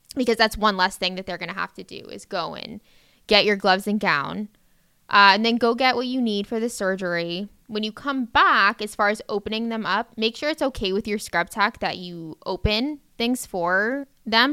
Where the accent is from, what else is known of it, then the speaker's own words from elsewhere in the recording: Davie, Florida, United States; I grew up pretty locally. I'm from Davie, Florida